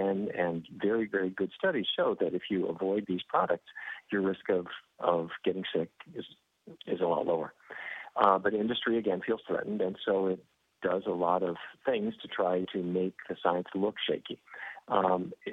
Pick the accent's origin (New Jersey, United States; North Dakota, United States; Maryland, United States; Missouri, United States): North Dakota, United States; I grew up in North Dakota and the middle of cattle country.